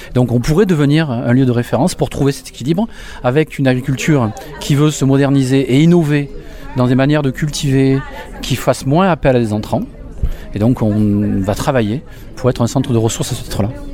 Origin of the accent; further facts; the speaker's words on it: Beaucaire, Occitania, France; Alors moi j'ai grandi à Beaucaire, donc je suis gardois, j'ai grandi à Beaucaire